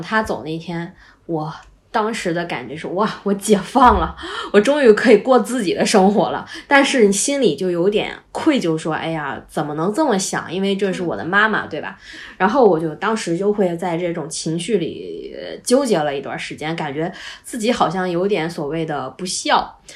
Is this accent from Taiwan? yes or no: no; Northeast China, China; 我们家就是东北嘛